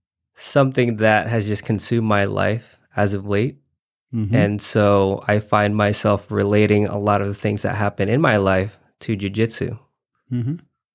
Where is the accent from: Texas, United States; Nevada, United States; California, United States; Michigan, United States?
Nevada, United States; Reno; I'm from Reno, Nevada.